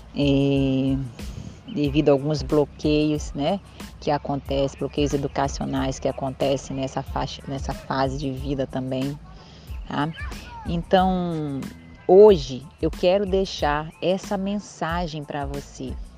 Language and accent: Portuguese; Belém, Pará, Brazil; Eu sou paraense, para quem ainda não ouviu um pouquinho da minha história, eu sou paraense, nascida em Belém do Pará.